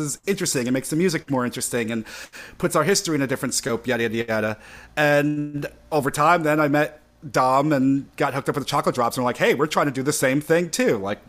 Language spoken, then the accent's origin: English; New York City, New York, United States; I grew up in Brooklyn in New York